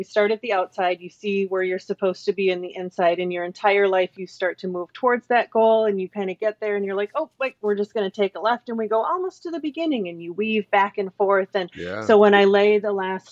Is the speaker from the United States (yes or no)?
yes; Minnesota, United States; moved away as an adult; also born or lived in Chicago, Illinois; I moved from Chicago, where I'd spent the last 15 years, back to my home state of Minnesota